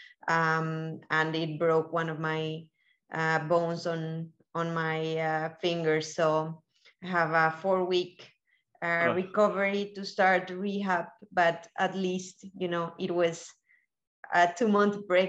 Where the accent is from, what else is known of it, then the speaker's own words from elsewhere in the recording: Colombia; also born or lived in Miami, United States; now in Spain; I'm originally from Colombia